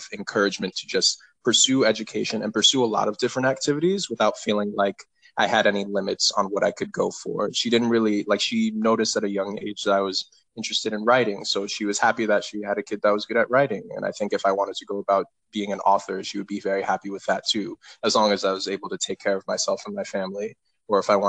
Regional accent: West Haven, Connecticut, United States; also born or lived in Cleveland, Ohio; I was born in Cleveland, Ohio, but I grew up all in West Haven, Connecticut for the majority of my life

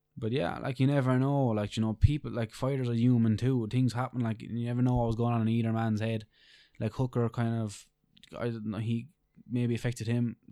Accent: Ireland; we're Irish

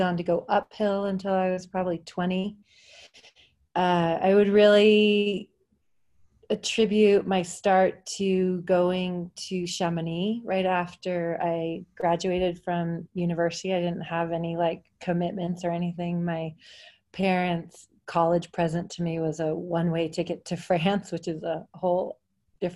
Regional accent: Seattle, Washington, United States; moved away as an adult; I grew up in Seattle, Washington

